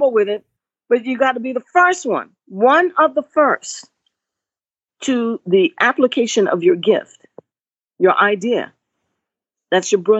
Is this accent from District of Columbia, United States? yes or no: yes; Washington, District of Columbia, United States; I was raised African-American. But, you know, culturally, I am Danish West Indian. And I'm African-American from D.C.